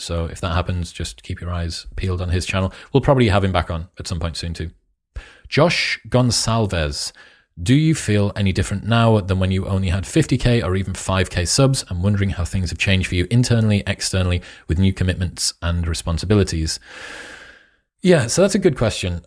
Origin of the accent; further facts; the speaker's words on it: United Kingdom; also born or lived in Newcastle; I am British